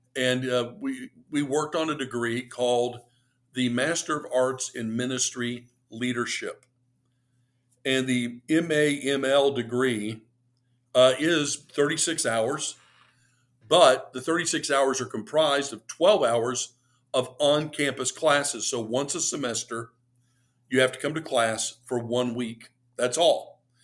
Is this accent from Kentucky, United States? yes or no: yes; Lexington, Kentucky, United States; I grew up in Lexington, Kentucky